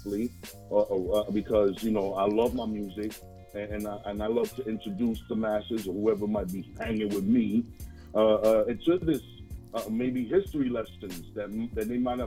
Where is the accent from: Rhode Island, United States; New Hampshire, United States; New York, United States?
New York, United States; New York City; I'm actually a Harlem native. 212